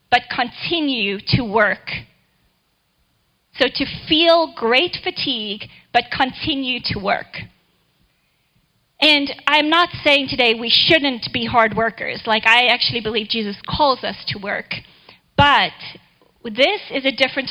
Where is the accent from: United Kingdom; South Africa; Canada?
South Africa; now in Kansas City, United States; I totally had to learn how to drive in the snow in Kansas City when I moved here from South Africa, where I think it maybe snowed the day I was born